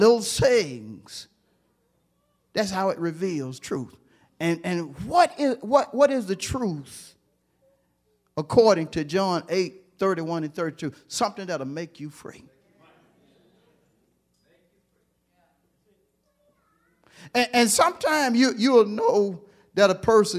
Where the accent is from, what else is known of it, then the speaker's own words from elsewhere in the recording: Hewlett, United States; I'm from Hewlett